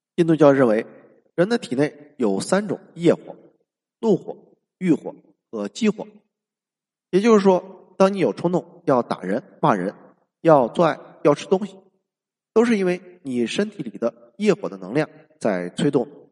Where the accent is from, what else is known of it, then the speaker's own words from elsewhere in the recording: China; 而我们中国人孔子的思想是一个人